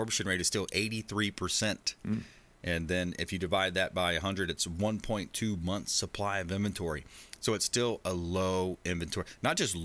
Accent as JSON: {"language": "English", "town": "LaBelle", "region": "Florida", "country": "United States", "tie": "born or raised there", "moved": "yes", "lives_now": "Tampa Bay, United States", "said": "I grew up in Southwest Florida, a small town called LaBelle, just east of Fort Myers."}